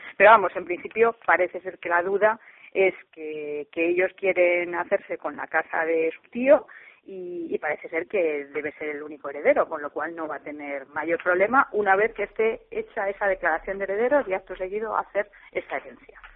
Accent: Madrid, Community of Madrid, Spain; yo soy madrileña

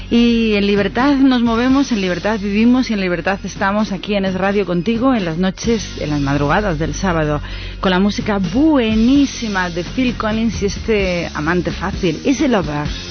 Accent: Spain; nosotros que somos todos españoles

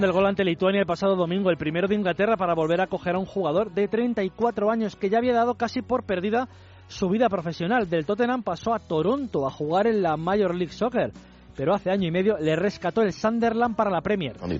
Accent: Argentina; soy argentino

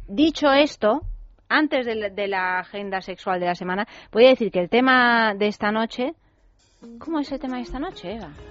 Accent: Rome, Lazio, Italy; yo soy romana, ¿sabes? O sea que sí, claro, yo soy nacida en Roma y criada en Roma

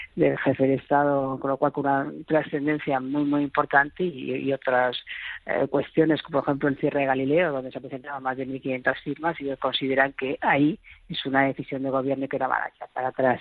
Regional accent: Madrid, Community of Madrid, Spain; como ciudadanas, como madrileñas, como vecinas de esta gran ciudad

